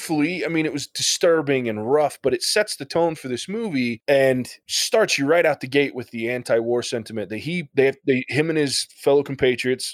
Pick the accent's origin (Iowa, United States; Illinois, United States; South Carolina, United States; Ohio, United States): Ohio, United States; I'm from Ohio.